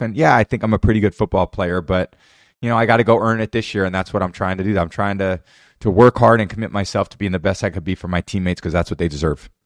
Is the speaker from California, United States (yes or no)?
yes; Bay Area, California, United States; growing up in the Bay Area, watching the Niners